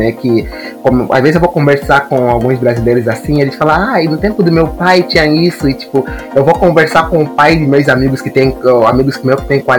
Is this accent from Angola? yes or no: yes; Angola; Chegar e me perguntar, nossa, de onde você vem? Eu, tipo, ah, vim de Angola. Ah, mas você fala tão bem português, parabéns. Eu, tipo, caramba, Angola fala português, cara.